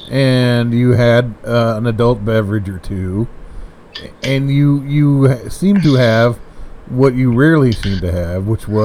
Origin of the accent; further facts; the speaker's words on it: United States; I'm an American